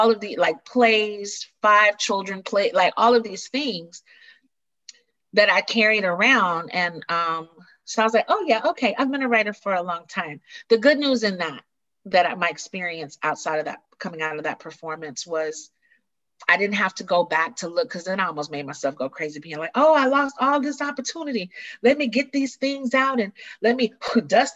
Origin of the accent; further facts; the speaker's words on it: the South, United States; growing up in the theater, growing up in the South